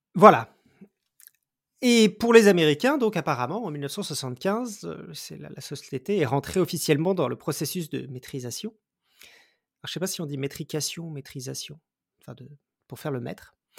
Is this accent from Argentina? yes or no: no; France; en tant que Français